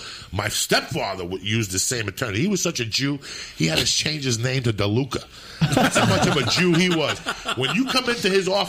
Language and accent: English; New Jersey, United States; English is a second language; also born or lived in Cuba / New York City; I grew up in Jersey with Jews that had diamonds in their fucking yarmulkes with a black finger hanging off.